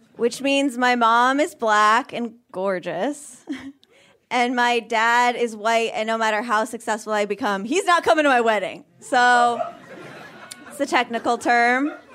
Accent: Vermont, United States; moved away; I grew up in Vermont

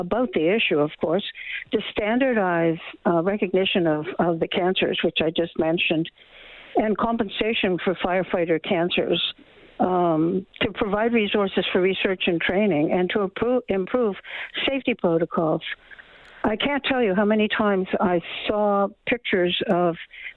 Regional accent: Nova Scotia, Canada; the hometown I grew up in Nova Scotia

